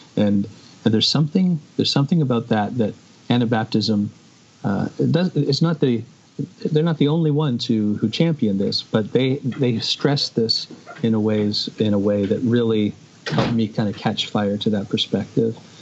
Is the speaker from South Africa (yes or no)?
no; Canada; I see myself not primarily as a Canadian